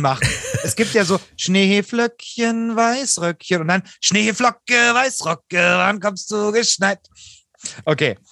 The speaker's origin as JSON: {"language": "German", "region": "Saxony", "country": "Germany", "said": "ich komme aus Sachsen"}